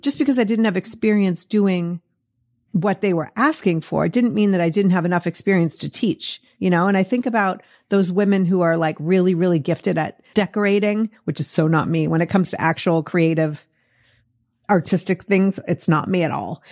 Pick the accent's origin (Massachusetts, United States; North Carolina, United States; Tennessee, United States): Massachusetts, United States; Boston; accent: Boston; my Boston accent